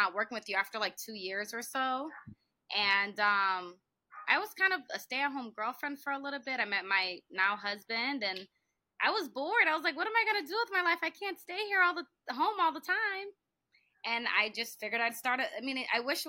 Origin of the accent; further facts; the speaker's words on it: California, United States; I was born in California